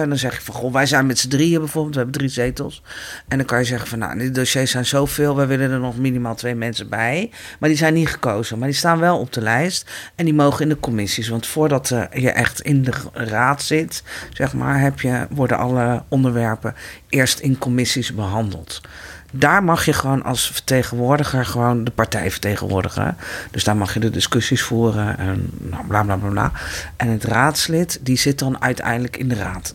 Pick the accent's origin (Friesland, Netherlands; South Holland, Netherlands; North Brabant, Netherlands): South Holland, Netherlands; The Hague; Ik ben hier geboren. Ik ben in Nederland geboren.